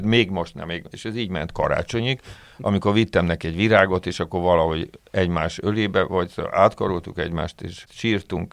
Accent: Budapest, Hungary; én nem ott születtem, hanem, ö, A szüleim költöztek föl Budapestre, ők első generációs ilyen pestiek

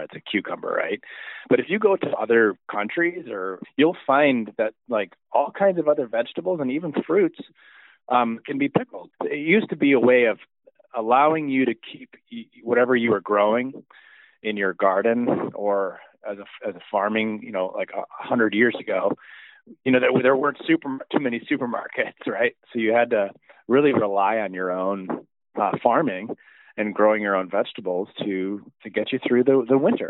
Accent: Detroit, Michigan, United States; I grew up making pickles here in the Metro Detroit area as a family tradition

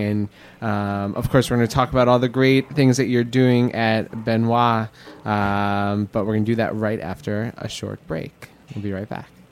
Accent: New York, United States; growing up in Queens

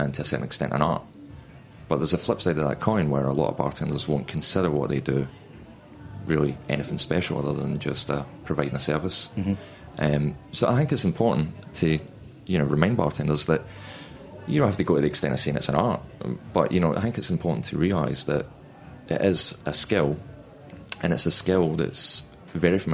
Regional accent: Glasgow, Scotland, United Kingdom; also born or lived in Edinburgh; I'm a Glaswegian

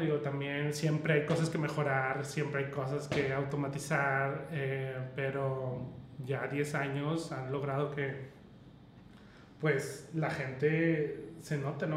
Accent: Mexico; solo vernos como mexicanos

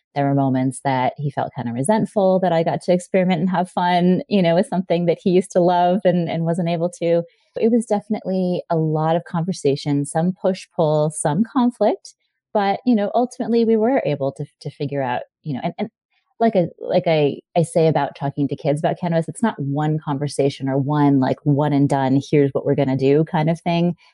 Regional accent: Hawaii, United States; I grew up in Hawaii

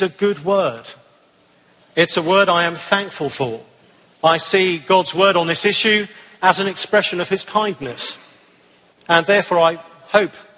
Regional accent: England, United Kingdom; I'm from the United Kingdom, as you can probably tell

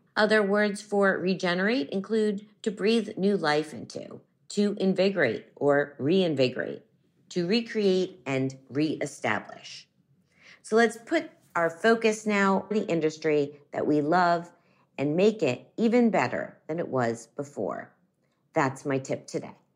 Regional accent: Miami, Florida, United States; now in New York City, United States; Miami, Florida, my hometown

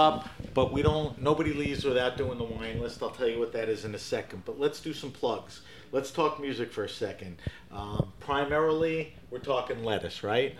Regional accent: New York, United States; You know, I grew up in New York.

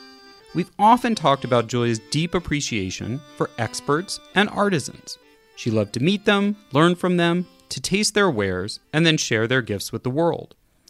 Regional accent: Kansas City, Missouri, United States; moved away; also born or lived in San Francisco, California; I'm a Californian by birth, but my hometown is Kansas City, which is where I was raised by two New Yorkers.

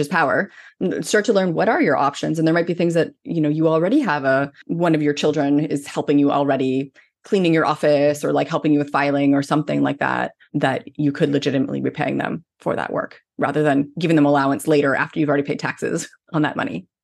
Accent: Canada; I'm Canadian

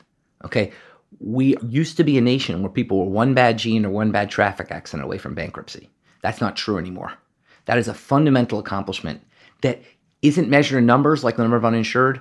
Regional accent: Massachusetts, United States; my home state of Massachusetts

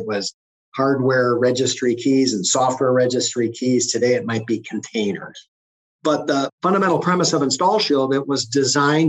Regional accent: Green Bay, Wisconsin, United States; I was raised in Green Bay, just a little bit over a mile from Lambeau Field

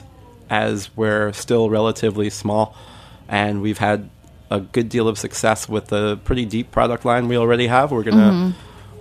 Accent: New York City, New York, United States; I grew up in Bensonhurst in Brooklyn

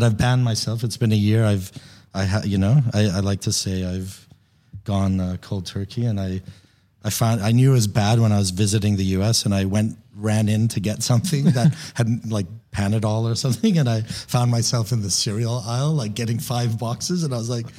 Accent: Papua New Guinea; moved away as an adult; also born or lived in Chicago; I'm American, Persian American. I was born in Chicago, but I was raised in Papua New Guinea in the Pacific Islands.

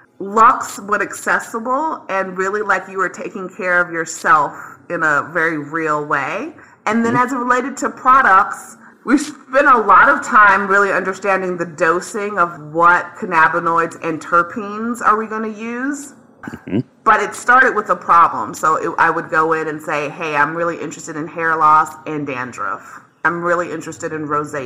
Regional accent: the South, United States; I am from the South

